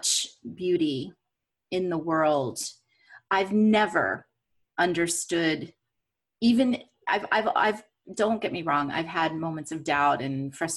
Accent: United States

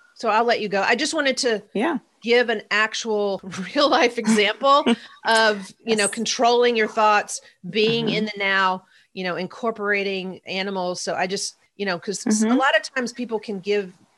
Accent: the South, United States; also born or lived in Nashville; I'm from the South.

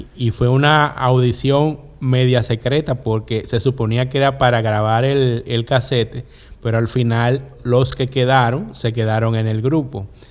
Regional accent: La Romana, Dominican Republic; En la esquina de mi barrio, en el ensanche La Voz de la Romana, había un negocio

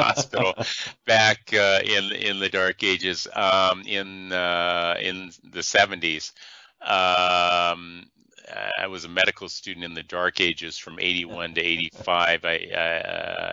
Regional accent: Iowa, United States; the size city I grew up in Iowa

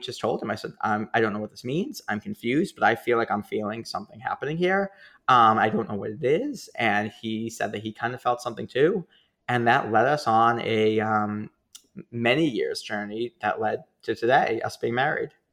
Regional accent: Boston, Massachusetts, United States; accent: Boston; I'm from Boston.

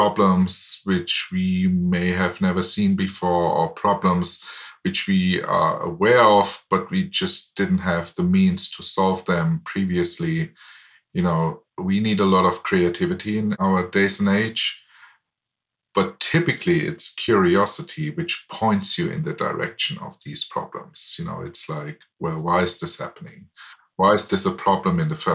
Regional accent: Aschaffenburg, Bavaria, Germany; English is a second language; moved away as an adult; also born or lived in Heidelberg, Germany; I was born in Germany in a town called Aschaffenburg, which is close to Frankfurt in the West.

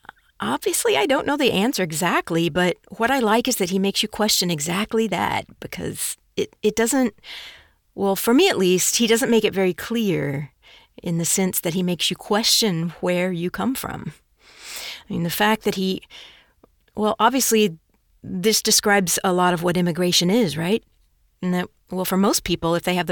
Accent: Chicago, Illinois, United States; also born or lived in El Salvador; we returned to Chicago, and I grew up in a Mexican community in Chicago

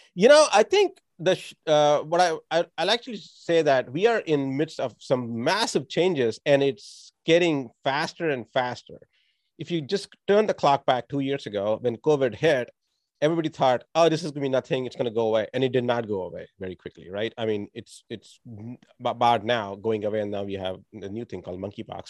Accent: India; moved away; I grew up in India

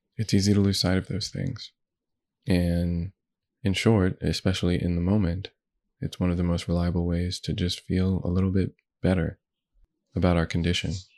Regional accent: United States; I was born in the United States.

